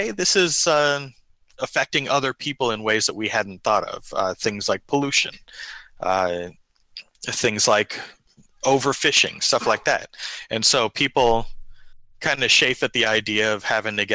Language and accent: English; Sacramento, California, United States; now in Sacramento, United States; We're originally from Sacramento